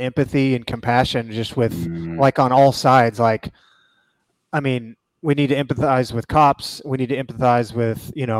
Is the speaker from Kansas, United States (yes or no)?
yes; Kansas, United States; moved away as an adult; now in Missouri, United States; that is my birthplace